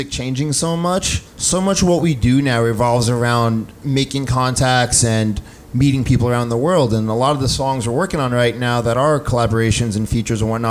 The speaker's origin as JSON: {"language": "English", "region": "East Coast", "country": "United States", "tie": "born or raised there", "said": "Kind of, you know, we grew up on the East Coast, so"}